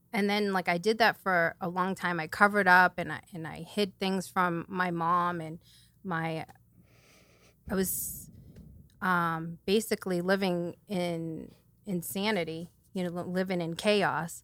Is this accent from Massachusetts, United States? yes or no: yes; New Bedford, Massachusetts, United States; I'm from New Bedford, so I've lived here my whole life